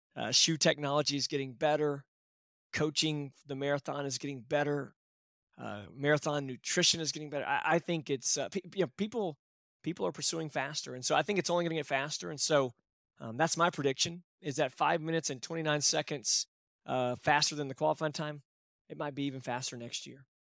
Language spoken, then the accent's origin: English; Texas, United States; I'm from Texas